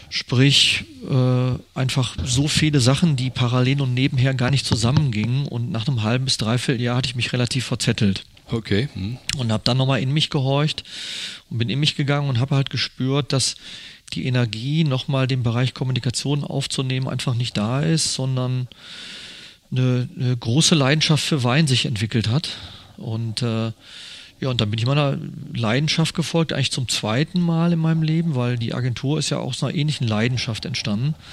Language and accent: German; Gelsenkirchen, North Rhine-Westphalia, Germany; born there; Ja, ich ähm, bin jetzt 54 Jahre, bin gebürtiger Schalker, aber Mönchengladbach-Fan.